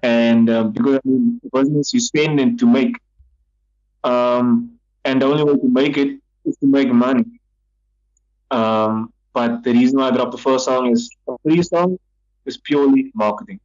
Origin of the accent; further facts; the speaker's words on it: Cape Town, Western Cape, South Africa; I come from Mitchell's Plain, my family's from Mitchell's Plain